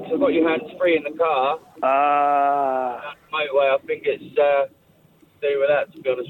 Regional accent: Gosport, South East England, United Kingdom; I'm from a place called Gosport in Hampshire. Like, far south as you can actually get in the UK.

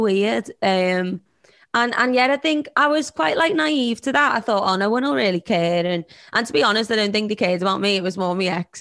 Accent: Liverpool, North West England, United Kingdom; accent: Scouse; I'm a Scouser from Liverpool

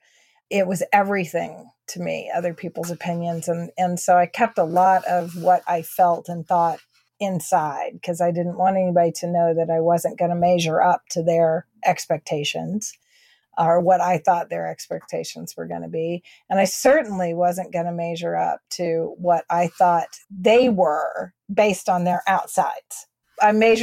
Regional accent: Texas, United States; I'm a Texan

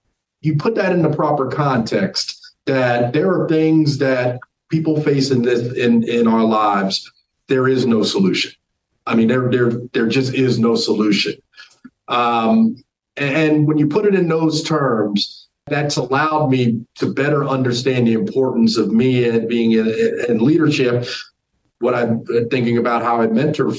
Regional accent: New Jersey, United States; moved away as an adult; also born or lived in North Carolina; I grew up in New Jersey

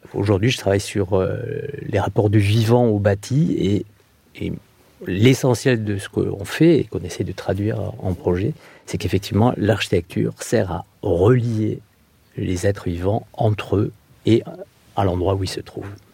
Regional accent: southern Landes, Nouvelle-Aquitaine, France; moved away; also born or lived in Bordeaux / Mayotte; je suis originaire des Landes, euh, du sud des Landes

